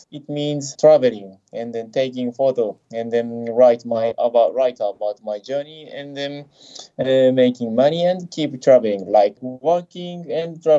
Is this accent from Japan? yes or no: yes; Japan; from Japan. … I am 32 years old